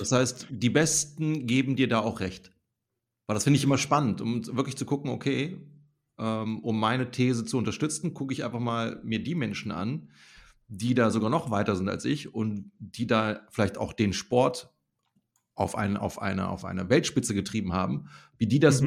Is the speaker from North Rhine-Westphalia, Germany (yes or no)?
yes; Bergisches Land, North Rhine-Westphalia, Germany; da, wo ich herkomme aus dem Bergischen Land